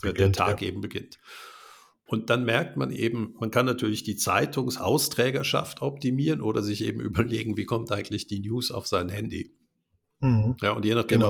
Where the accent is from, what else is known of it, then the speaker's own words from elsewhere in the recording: Germany; now in Switzerland; wir Deutsche, ich bin, bin in Deutschland geboren